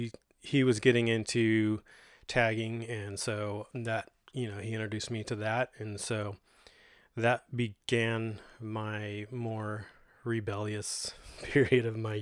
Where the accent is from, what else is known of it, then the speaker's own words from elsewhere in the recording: Modesto, California, United States; I was born in 1976 in Doctor's Hospital here in Modesto, California. Grew up on the east side of Modesto, kind of near Orangeburg and Lakewood.